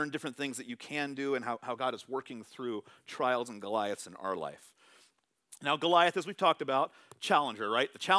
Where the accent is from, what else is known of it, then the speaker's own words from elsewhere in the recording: California, United States; moved away; I'm from California, so I'm a California sports fan